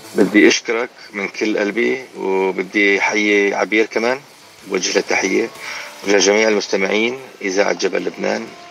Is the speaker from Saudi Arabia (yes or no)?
no; Iraq; moved away as an adult; والاصل من العراق